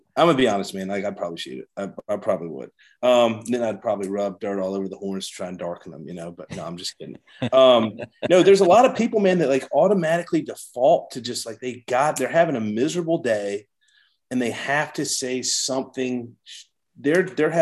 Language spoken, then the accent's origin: English; United States